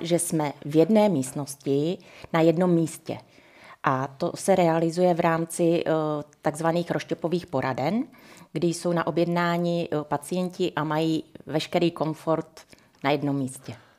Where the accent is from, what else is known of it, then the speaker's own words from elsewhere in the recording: Ore Mountains, Czechia; moved away; also born or lived in Prague; pocházím z Krušných hor